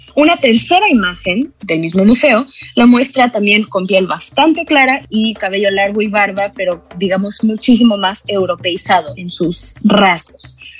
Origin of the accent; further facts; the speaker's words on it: Xalapa, Veracruz, Mexico; moved away as an adult; also born or lived in Mexico City; yo que soy de Veracruz, no me enteré de la existencia de Yanga como un personaje tan importante de la historia hasta que me fui a estudiar a la UNAM, ¿no? Y eso pues se me hace terrible porque es además una comunidad que está dos horas de aquí de Jalapa, donde yo fui a la escuela